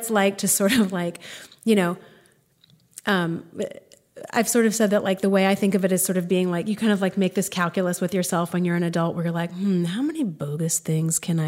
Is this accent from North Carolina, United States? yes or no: yes; Greensboro, North Carolina, United States; born or raised there; also born or lived in Evanston, Illinois / Durham, North Carolina; now in Chapel Hill, United States